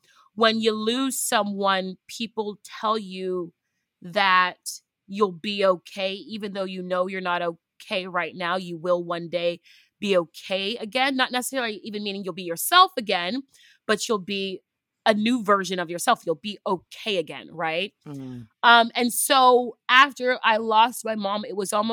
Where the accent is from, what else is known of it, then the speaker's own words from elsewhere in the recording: United States; I am first generation American, descendant of two Nigerians